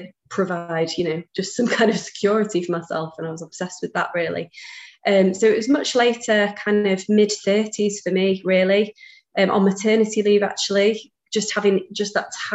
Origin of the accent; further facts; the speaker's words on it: Manchester, North West England, United Kingdom; I'm from Manchester